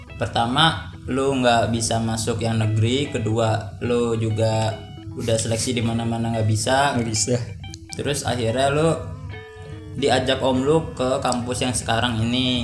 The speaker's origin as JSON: {"language": "Indonesian", "town": "Ternate", "region": "North Maluku", "country": "Indonesia", "moved": "as an adult", "lives_now": "Jakarta, Indonesia", "said": "gua tuh asal dari Ternate"}